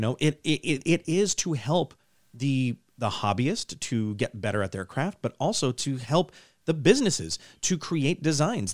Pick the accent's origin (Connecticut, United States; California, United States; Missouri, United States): California, United States; Pasadena; I grew up in Pasadena, California, just south of there, and it's, it's a big city